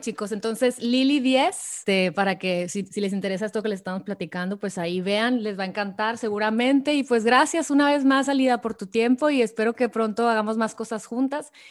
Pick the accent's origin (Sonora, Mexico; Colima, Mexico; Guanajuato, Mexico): Sonora, Mexico; tú y yo que somos sonorenses